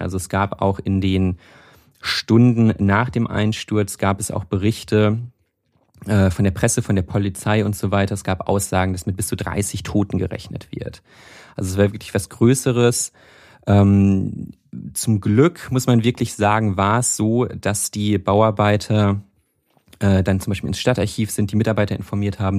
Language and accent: German; North Rhine-Westphalia, Germany; ich komme ja aus Nordrhein-Westfalen, nicht aus Köln, aber aus Nordrhein-Westfalen.